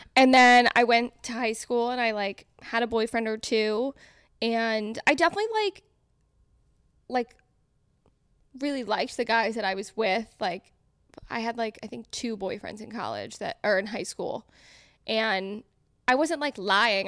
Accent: Connecticut, United States; moved away as an adult; now in New York City, United States; I'm from Connecticut. We're all from Connecticut.

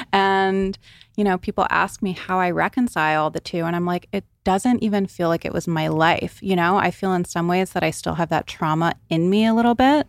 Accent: Rhode Island, United States; So I grew up on the East Coast in Rhode Island.

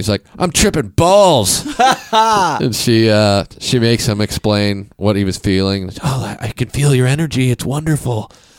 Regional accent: Kansas City, United States; moved away; also born or lived in Santa Fe; No, I'm from Kansas City.

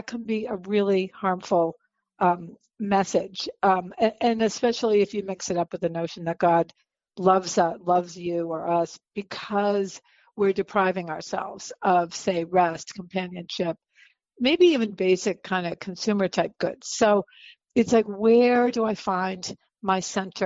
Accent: coast of New Hampshire, United States; moved away as an adult; now in Los Angeles, United States; I was born and raised in the coast of New Hampshire

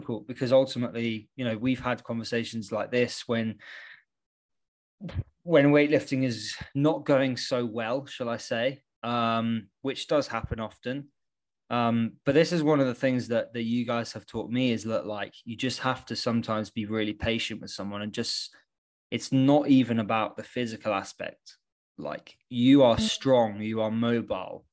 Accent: Yorkshire and the Humber, United Kingdom; now in London, United Kingdom; I grew up out in the sticks up in Yorkshire

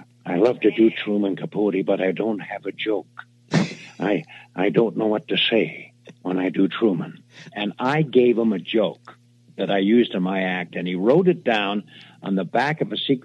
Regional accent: Canada; I'm a Canadian.

